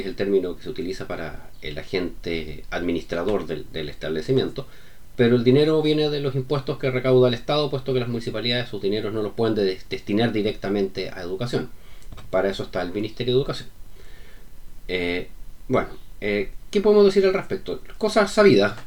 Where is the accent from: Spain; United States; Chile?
Chile